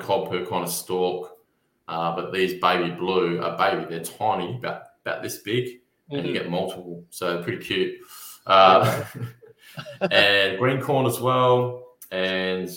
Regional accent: Narrogin, Western Australia, Australia; towns like Narrogin, where I'm from, or Highbury, or Bruce Rock

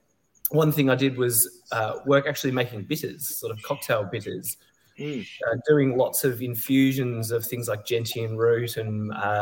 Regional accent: Hobart, Tasmania, Australia; moved away as an adult; also born or lived in Melbourne; now in Flinders Island, Australia; I grew up in Tassie. I'm from Hobart originally, sort of born and bred down there

